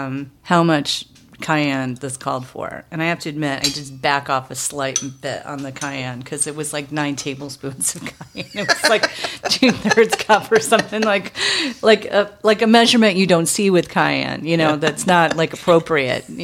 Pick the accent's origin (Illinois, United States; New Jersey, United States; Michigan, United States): Michigan, United States; moved away as an adult; now in Seattle, United States; I grew up in Michigan, and we have Coney Islands.